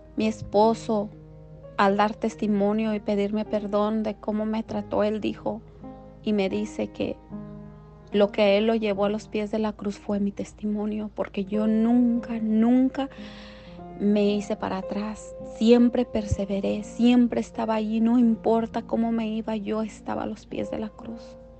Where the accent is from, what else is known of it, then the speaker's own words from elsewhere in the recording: La Palma, Michoacán, Mexico; now in Whittier, United States; yo soy originaria de Michoacán, México de un bello poblado llamado La Palma, Michoacán, donde yo nací